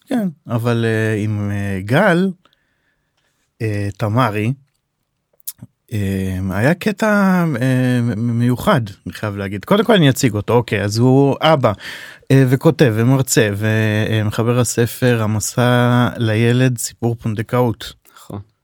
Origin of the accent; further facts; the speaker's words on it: Safed, Northern District, Israel; אנחנו גדלנו בצפת שנינו